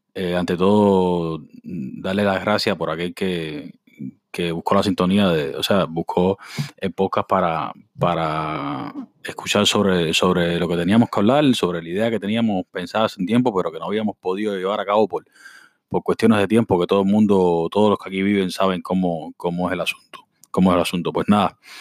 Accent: Cuba; todos somos cubanos

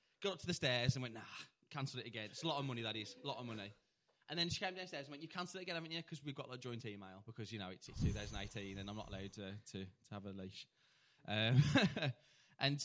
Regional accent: Tipton, West Midlands, United Kingdom; I'm from Tipton.

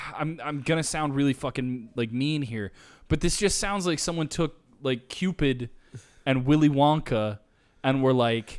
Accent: Humptulips, Washington, United States; I'm originally from Hump Tulip.

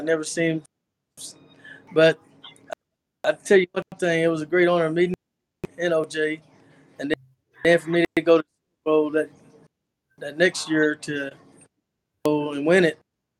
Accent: Hobbs, New Mexico, United States; I'm from Hobbs, New Mexico, born and raised.

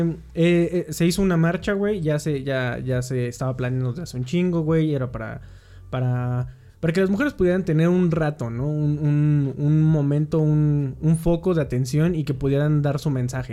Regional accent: Mexico

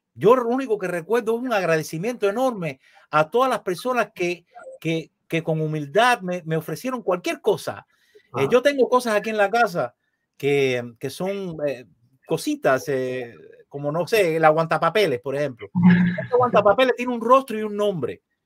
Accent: Matanzas, Cuba; moved away as an adult; now in Miami, United States; Yo soy esencialmente un cubano y de Matanzas, la ciudad más linda de Cuba

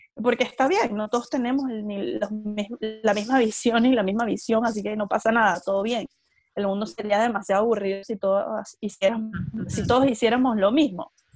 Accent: Venezuela; moved away as an adult; also born or lived in Caracas, Venezuela / Chile; now in Melbourne, Australia; soy venezolana, tengo 29 años y crecí en un pueblo en Venezuela. Luego me fui a estudiar a Caracas

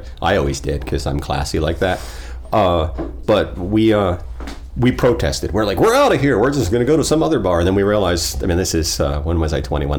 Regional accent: Port St. Lucie, Florida, United States; I grew up in Port St. Lucie.

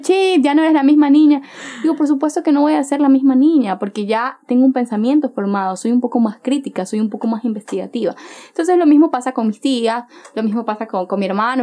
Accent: Chone, Manabí, Ecuador; now in Guayaquil, Ecuador; yo soy de Chone, yo soy de Chone, Manabí

